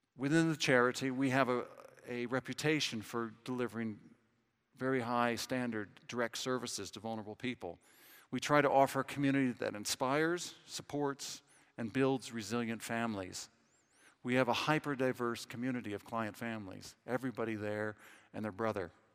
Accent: Southern California, United States; accent: American; moved away as an adult; now in London, United Kingdom; I'm from Southern California.

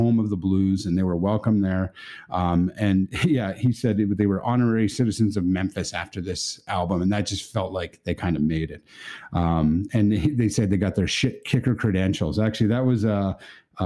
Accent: Canada; as a Canadian

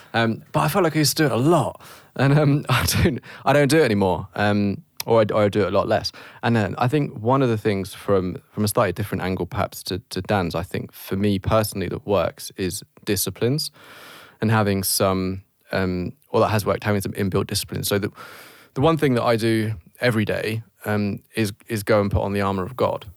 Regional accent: United Kingdom; we're British.

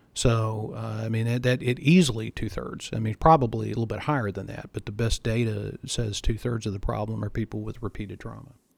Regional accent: Texas, United States; I grew up in Texas

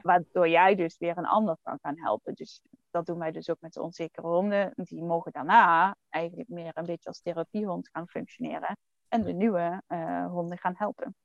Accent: Netherlands; als Nederlanders

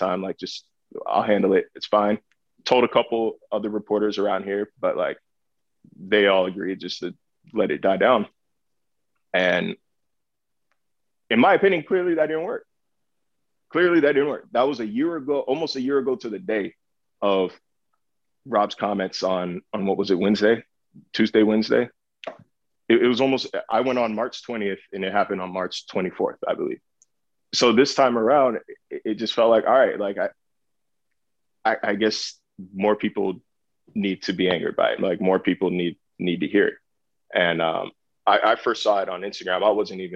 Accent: California, United States

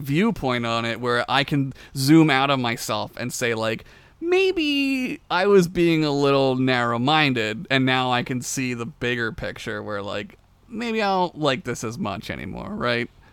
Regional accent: Philadelphia, Pennsylvania, United States; I grew up around Philly in the suburbs of Philly

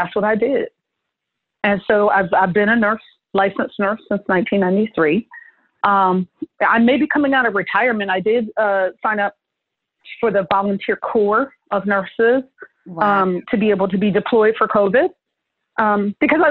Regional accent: New Jersey, United States; moved away; also born or lived in San Francisco; I went to school in New Jersey. I grew up in Jersey.

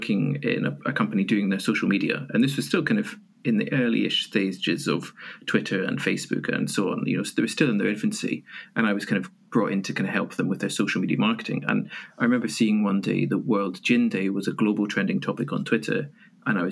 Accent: Edinburgh, Scotland, United Kingdom; also born or lived in Aberdeen; I'm from Edinburgh

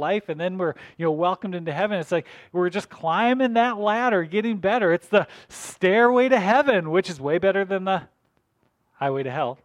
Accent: North Dakota, United States; I grew up in North Dakota, and so I was, you know, country boy

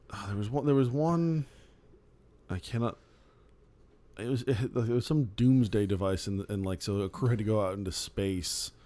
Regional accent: Phoenix, Arizona, United States; I grew up in Phoenix.

